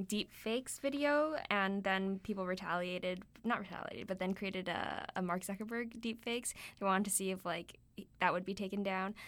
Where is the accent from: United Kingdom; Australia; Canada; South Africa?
Canada; we're Canadian